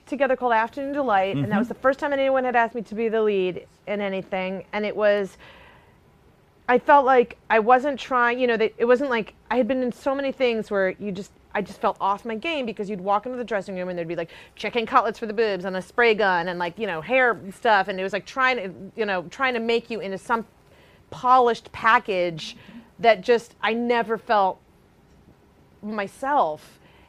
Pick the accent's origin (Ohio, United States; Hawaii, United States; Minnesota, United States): Ohio, United States; Cleveland; growing up in Cleveland